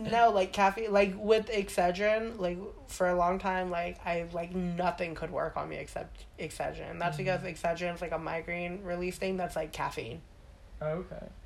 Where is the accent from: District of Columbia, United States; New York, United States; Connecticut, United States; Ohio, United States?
New York, United States; Staten Island; accent: Staten Island; I remember, like, how heavy my accent used to be. Yeah? Yeah, I told like you. New York? Girl, I had, yeah.